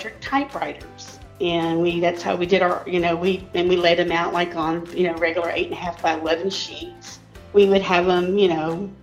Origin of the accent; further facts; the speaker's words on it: Pleasanton, Texas, United States; moved away as an adult; now in San Antonio, United States; Actually, I was born and raised in Pleasanton and only recently moved away in 2019